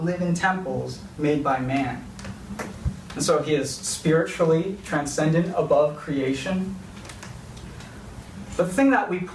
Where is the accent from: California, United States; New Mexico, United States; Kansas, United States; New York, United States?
California, United States; I grew up in California